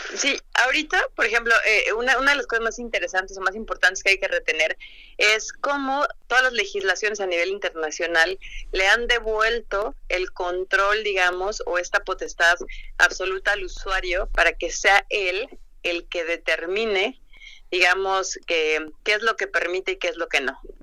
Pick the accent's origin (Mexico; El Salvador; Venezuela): Mexico; como buenos mexicanos no leemos las instrucciones de nada y yo me incluyo